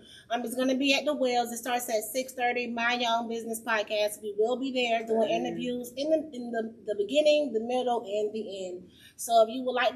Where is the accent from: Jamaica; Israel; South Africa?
Jamaica; now in Haines City, United States; I'm Jamaican.